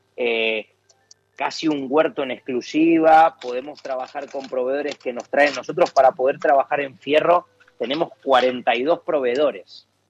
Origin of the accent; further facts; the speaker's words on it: Argentina; moved away as an adult; now in Valencia, Spain; somos argentinos, que hemos nacido allá